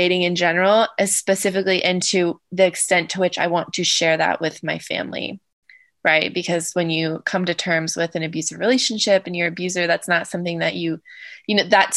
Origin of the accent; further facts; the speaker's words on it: Southern Ohio, United States; the family that I grew up with locally in Southern Ohio